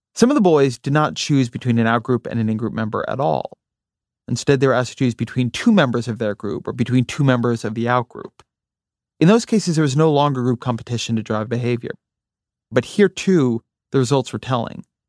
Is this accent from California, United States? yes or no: yes; near Los Angeles, California, United States; moved away; also born or lived in Washington, D.C.; I grew up near Los Angeles